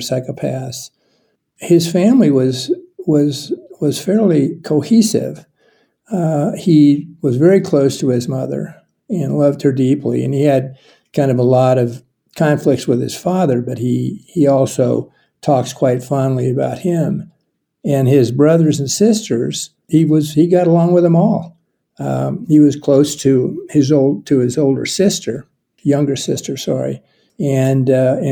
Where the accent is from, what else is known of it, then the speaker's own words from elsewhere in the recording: Lincoln, Nebraska, United States; I grew up in Lincoln